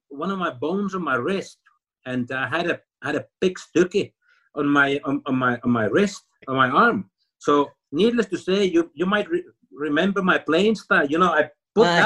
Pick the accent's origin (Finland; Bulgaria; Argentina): Finland; English is a second language; moved away as an adult; also born or lived in Scotland; I came from Finland, a nicey nicey Scandinavian boy coming to Scotland